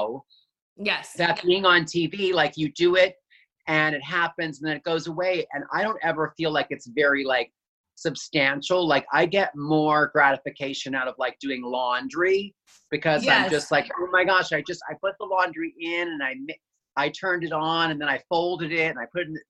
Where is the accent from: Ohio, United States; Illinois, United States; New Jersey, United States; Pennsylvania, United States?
Pennsylvania, United States; Allentown; This was in Pennsylvania, in Allentown, in the suburbs